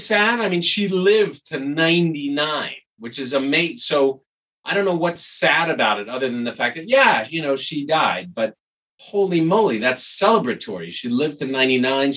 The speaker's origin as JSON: {"language": "English", "town": "New York City", "region": "New York", "country": "United States", "tie": "born or raised there", "said": "growing up in New York City, for whatever reason, we used to see him on the street all the time"}